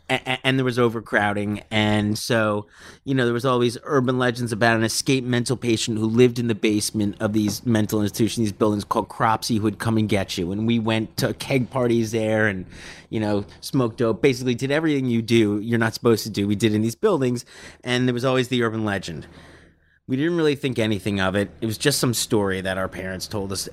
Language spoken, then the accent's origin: English; New York City, New York, United States; born or raised there